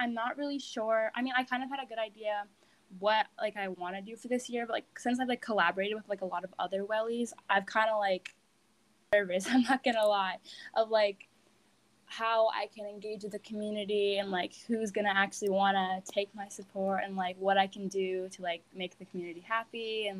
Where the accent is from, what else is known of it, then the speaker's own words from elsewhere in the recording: Great Barrington, Massachusetts, United States; I'm a current junior, and I'm from Great Barrington, Massachusetts.